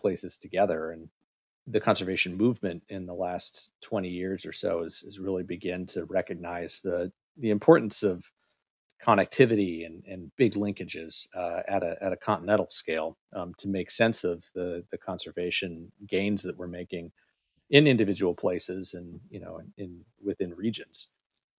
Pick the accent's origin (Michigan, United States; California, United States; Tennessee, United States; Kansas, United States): Kansas, United States; I grew up in Kansas